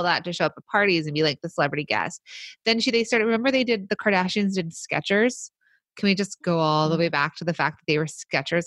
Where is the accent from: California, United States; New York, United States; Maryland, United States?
California, United States; Hidden Hills; I grew up in Hidden Hills, actually